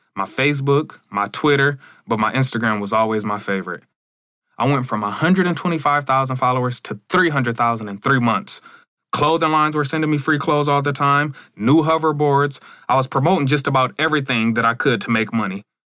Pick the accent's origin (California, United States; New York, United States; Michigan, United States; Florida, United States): Michigan, United States; Battle Creek; I'm from Battle Creek, Michigan. I'm the only YouTuber in my city